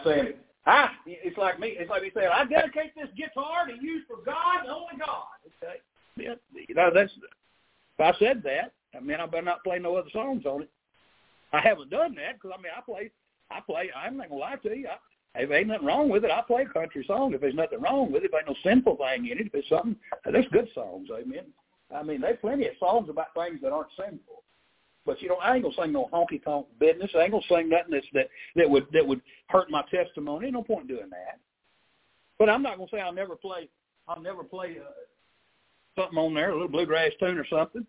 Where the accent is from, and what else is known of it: Arkansas, United States; born or raised there